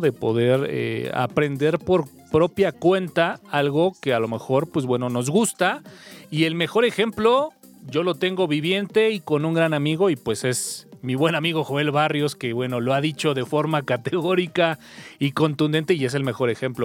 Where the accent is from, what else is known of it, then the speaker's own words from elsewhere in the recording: Mexico; hablando como mexicano